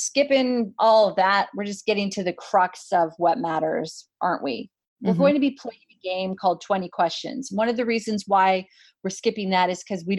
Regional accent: Whitehorse, Yukon, Canada; also born or lived in Edmonton, Alberta, Canada; I was born in Edmonton, Alberta, Canada, but I was raised in Whitehorse, Yukon.

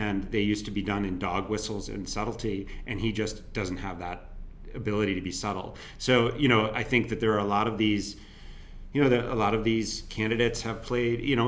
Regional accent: United States; proud of being an American.

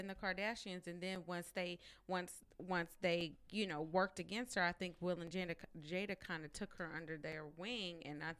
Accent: San Diego, California, United States; Okay. Oh, I'm from San Diego.

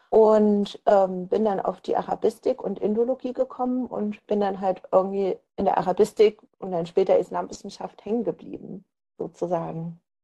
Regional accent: East Germany, Germany; Ich komme ja eben aus, aus Ostdeutschland, ähm, bin da auch aufgewachsen

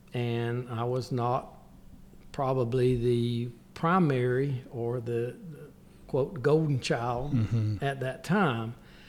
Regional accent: Aberdeen, North Carolina, United States; I grew up in Aberdeen.

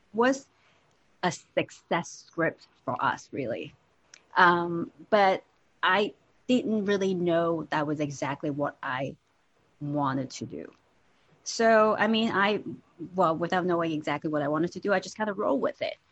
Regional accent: Hong Kong; I was born and raised in Hong Kong

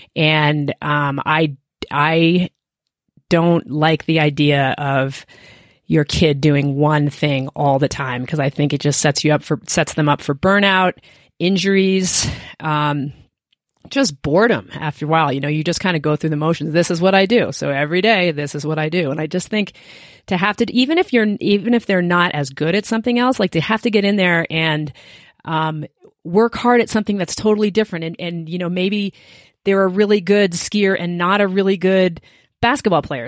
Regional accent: Williston, Vermont, United States; moved away as an adult; now in Steamboat Springs, United States; I grew up in Williston, Vermont, which is right outside of Burlington, Vermont

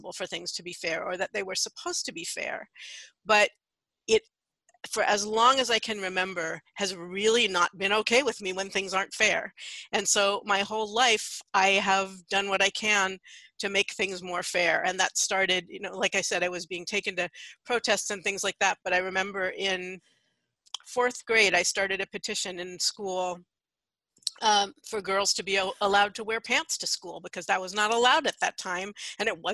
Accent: San Francisco, California, United States; also born or lived in Santa Cruz; I grew up in San Francisco, though I actually just recently moved back here after a little more than 30 years away

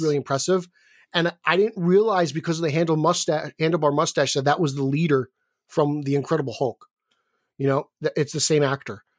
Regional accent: New Jersey, United States; I'm from New Jersey

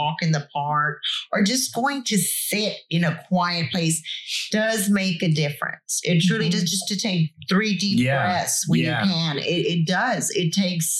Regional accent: Corpus Christi, Texas, United States; growing up in Corpus, being at the beach

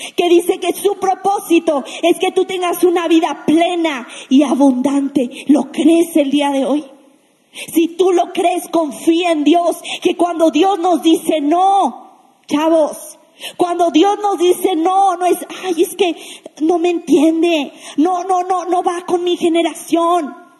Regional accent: Mexico; La mayoría que estamos aquí somos mexicanos

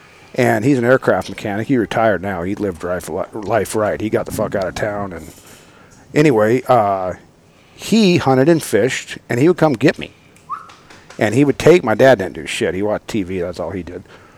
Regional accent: Grass Valley, California, United States; now in Gridley, United States; I grew up in Nevada County, Grass Valley. I was a feral kid.

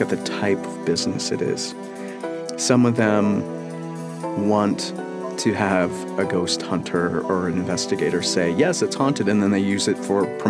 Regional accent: Washington, United States; my home state, Washington

